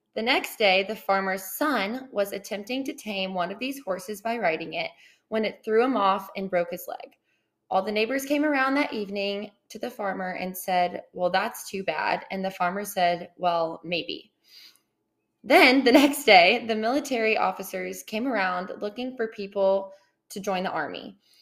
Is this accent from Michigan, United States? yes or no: no; Austin, Texas, United States; also born or lived in Southlake, Texas; So I grew up in Austin, Texas. So I'm a born and raised Texas girl, but lived there for about 13 ish years.